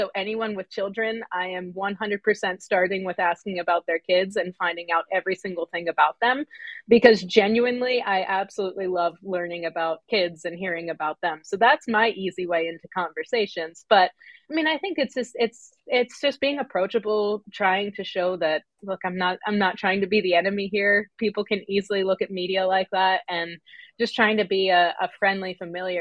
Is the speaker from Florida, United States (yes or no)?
no; Pennsylvania, United States; moved away; I was from Pennsylvania